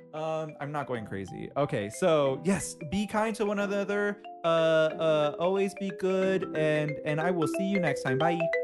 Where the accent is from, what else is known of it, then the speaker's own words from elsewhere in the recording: Inglewood, California, United States; I grew up in Inglewood